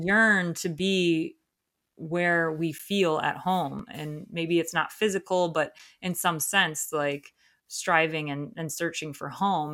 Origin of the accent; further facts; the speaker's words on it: Ohio, United States; moved away; Ohio because that's my home state